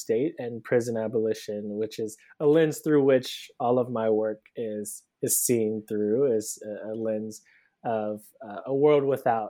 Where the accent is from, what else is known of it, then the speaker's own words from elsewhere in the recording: Cleveland, Ohio, United States; now in Brooklyn, United States; So I'm originally from Cleveland, Ohio. I live in Brooklyn now. I moved here about 10 years ago for undergrad.